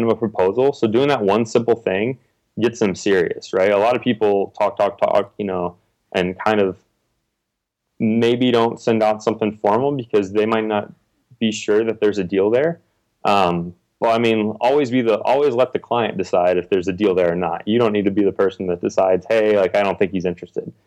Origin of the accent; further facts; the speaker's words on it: Texas, United States; also born or lived in Indiana; now in Austin, United States; I'm from Texas originally, so I was living up in Indiana